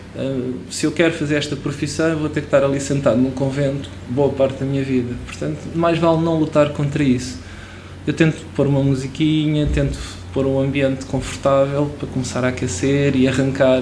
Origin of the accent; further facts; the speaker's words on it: Portugal; first language Portuguese; como português